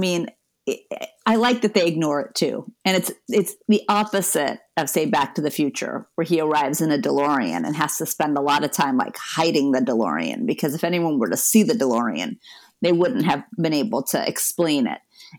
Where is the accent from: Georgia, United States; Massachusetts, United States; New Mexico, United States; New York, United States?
New Mexico, United States; Albuquerque; when I was growing up in Albuquerque, New Mexico.